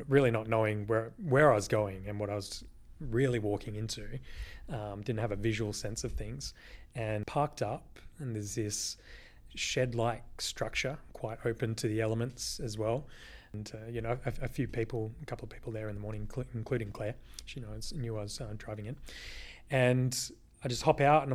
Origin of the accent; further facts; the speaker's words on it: Brookton Highway, near Perth, Western Australia, Australia; I grew up living just on Brookton Highway in Rolling Stone